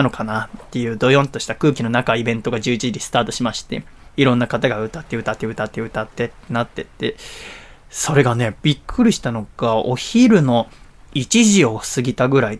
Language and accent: Japanese; Higashi-Totsuka, Kanagawa, Japan; 平成元年1月10日生まれ出身は東戸塚という町です